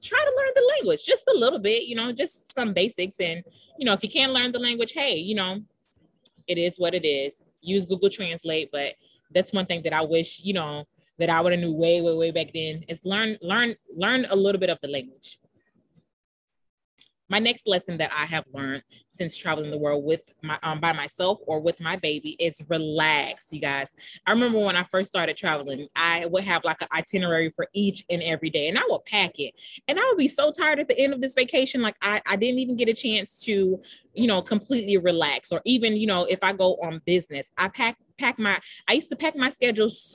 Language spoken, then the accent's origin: English; United States; I'm an American